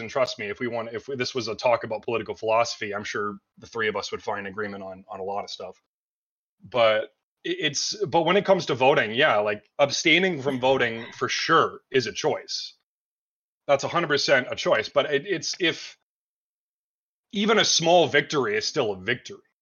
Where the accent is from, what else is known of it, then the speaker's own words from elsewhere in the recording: Canada; I'm from Canada